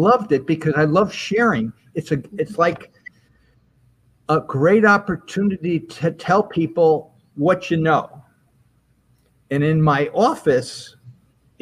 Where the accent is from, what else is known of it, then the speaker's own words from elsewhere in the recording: Albany, New York, United States; moved away as an adult; I was from Albany, but I left to go to school for many, many years